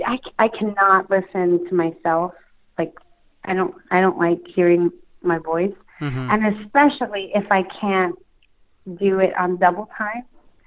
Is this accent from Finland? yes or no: no; Philippines; I feel like I'm related to him because, you know, we're Filipino.